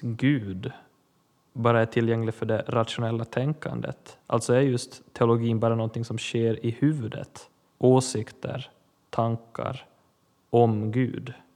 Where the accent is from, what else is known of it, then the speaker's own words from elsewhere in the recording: Ostrobothnia, Finland; Jag är finlandssvensk, präst, kaplan i Pedersöre församling i Österbotten Finland.